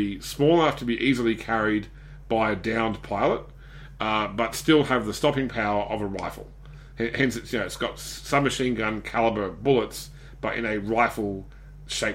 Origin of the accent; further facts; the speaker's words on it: Australia; being an Aussie